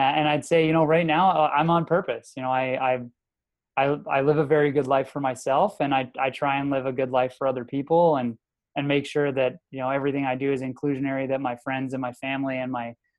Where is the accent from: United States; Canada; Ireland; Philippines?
Canada; the Maritimes; being a Maritimer, I was born in the Maritimes, went to school in the Maritimes